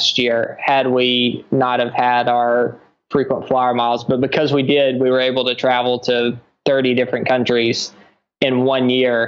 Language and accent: English; United States; moved away; as an American